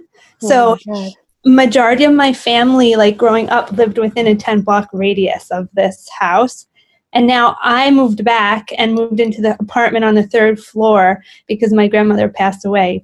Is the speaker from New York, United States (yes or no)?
yes; New York City, New York, United States; I grew up here in Brooklyn, in Bay Ridge, Brooklyn.